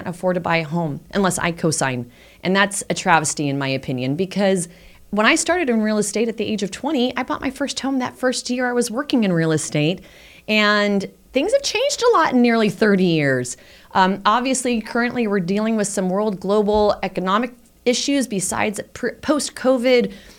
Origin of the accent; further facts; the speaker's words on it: San Francisco, California, United States; I grew up in the Sunset